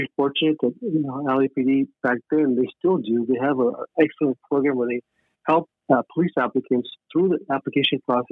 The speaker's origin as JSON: {"language": "English", "town": "Los Angeles", "region": "California", "country": "United States", "tie": "born or raised there", "said": "I grew up in East Los Angeles"}